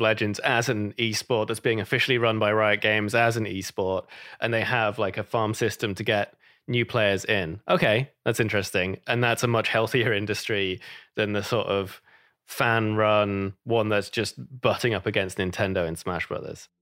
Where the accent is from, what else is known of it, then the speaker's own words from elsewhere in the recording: United Kingdom; moved away; I'm British